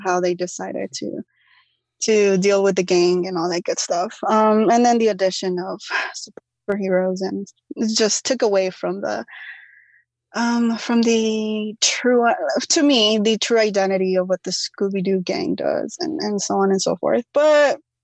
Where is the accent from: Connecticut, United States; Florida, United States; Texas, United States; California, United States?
California, United States; Los Angeles; it's my hometown being represented